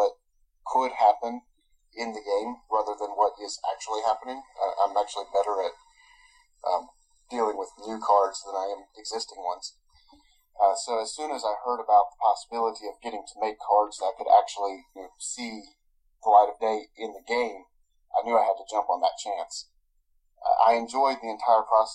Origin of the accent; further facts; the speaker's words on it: Tennessee, United States; now in North Carolina, United States; I was born in Tennessee, but I've lived in North Carolina for the past 17 years or so